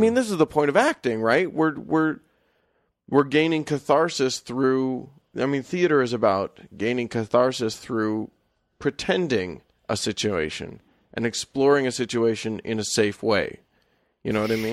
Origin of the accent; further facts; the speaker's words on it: United States; we as Americans